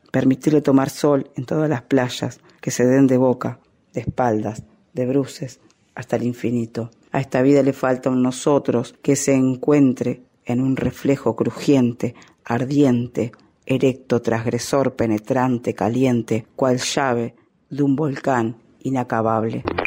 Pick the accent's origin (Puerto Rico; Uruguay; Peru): Uruguay; also born or lived in Minas, Uruguay; soy uruguaya, vivo en la ciudad de Minas